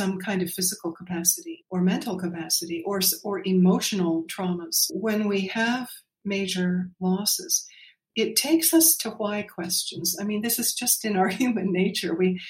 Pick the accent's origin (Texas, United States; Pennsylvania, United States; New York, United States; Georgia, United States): Pennsylvania, United States; in the years we were growing up near Philadelphia, a suburb of Philadelphia.